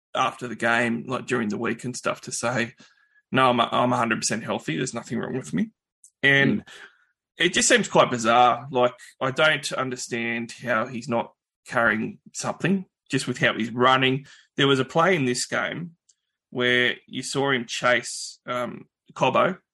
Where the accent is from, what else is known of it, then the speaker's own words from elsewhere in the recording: New South Wales, Australia; I'm from New South Wales.